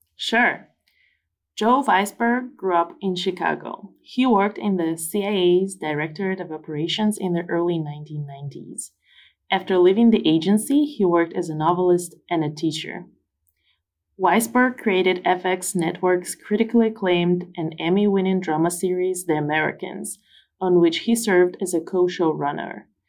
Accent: Tomsk, Tomsk Oblast, Russia; moved away as an adult; also born or lived in United States; in Tomsk, in my hometown

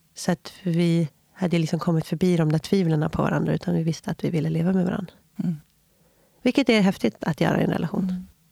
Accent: Viksjö, Stockholm County, Sweden; also born or lived in San Francisco; Jag är uppväxt i eh, Viksjö, ett eh, litet samhälle utanför Jakobsberg i Järfälla kommun

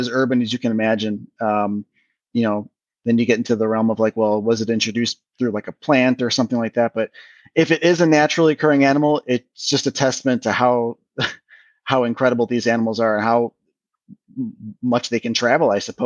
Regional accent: Chicago, Illinois, United States; moved away as an adult; where I grew up in Chicago

